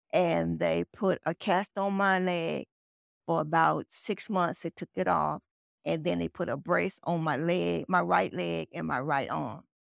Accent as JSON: {"language": "English", "town": "Nashville", "region": "Tennessee", "country": "United States", "tie": "born or raised there", "moved": "yes", "lives_now": "Tulsa, United States", "said": "I grew up in Tennessee, Nashville, Tennessee. That's my home."}